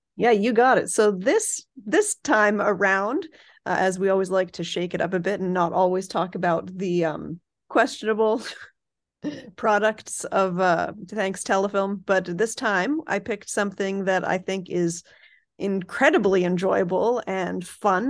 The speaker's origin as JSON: {"language": "English", "country": "Canada"}